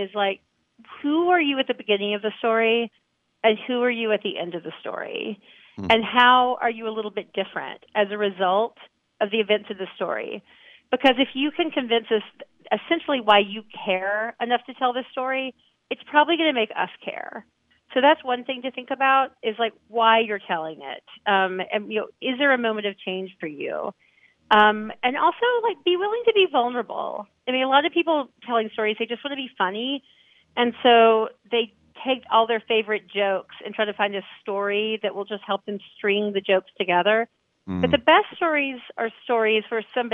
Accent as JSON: {"language": "English", "region": "Alabama", "country": "United States", "said": "I'm from Alabama, so I have like the little southern manners"}